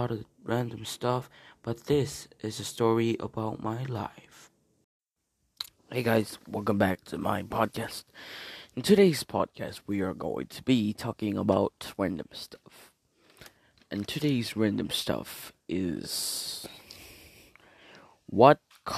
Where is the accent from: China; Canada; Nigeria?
China; also born or lived in Korea; I was born in Korea, but I left Korea when I was about 6 years old. So clearly, China is my homeland.